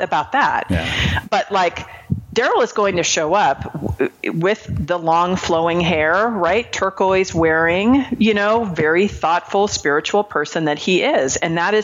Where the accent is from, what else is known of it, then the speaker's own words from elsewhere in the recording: Marin County, California, United States; moved away; I grew up in Marin County, California